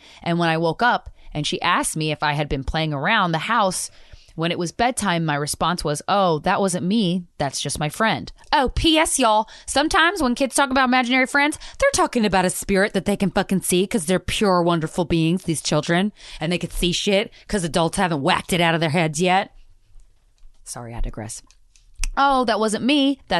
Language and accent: English; Arizona, United States; Grandfather was in the military and I grew up in Arizona.